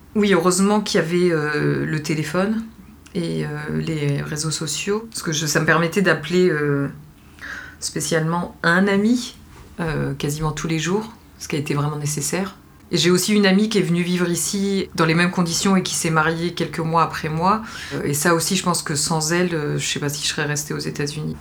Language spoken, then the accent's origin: French; France; also born or lived in Algeria (family origin); now in New York, United States; on est français